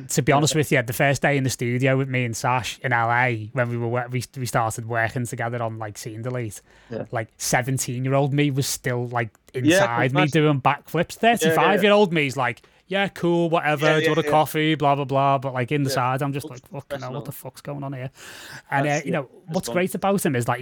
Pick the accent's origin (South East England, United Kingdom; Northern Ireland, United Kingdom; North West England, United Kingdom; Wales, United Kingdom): North West England, United Kingdom; Liverpool; I'm a Scouser